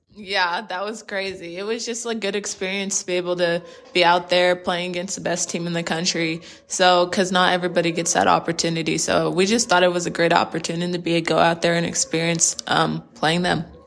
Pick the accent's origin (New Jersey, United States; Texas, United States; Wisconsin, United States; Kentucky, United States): Texas, United States; Plano; I'm from Plano, Texas, which is based out of the Dallas area